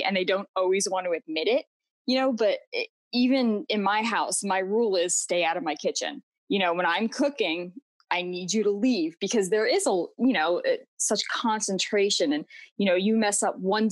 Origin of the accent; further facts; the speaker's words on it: Florida, United States; also born or lived in New York; I grew up in Florida